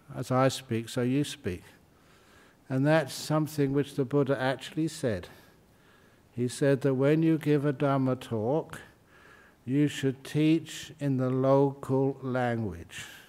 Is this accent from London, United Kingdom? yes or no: yes; London, United Kingdom; moved away; I was born in London.